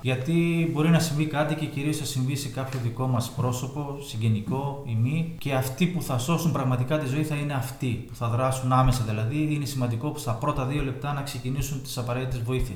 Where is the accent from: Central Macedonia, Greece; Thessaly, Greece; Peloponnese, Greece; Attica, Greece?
Thessaly, Greece; Karditsa; moved away as an adult; also born or lived in Athens, Greece; now in Tinos, Greece; είμαι από Καρδίτσα συγκεκριμένα. Έχουμε έρθει στο νησί το 2010